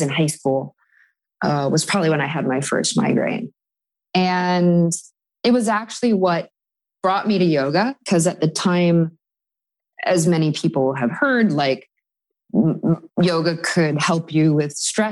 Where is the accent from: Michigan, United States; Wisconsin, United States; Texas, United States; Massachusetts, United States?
Wisconsin, United States; Madison; moved away as an adult; now in New York City, United States; I was making a living in my hometown in Madison, Wisconsin as a professional musician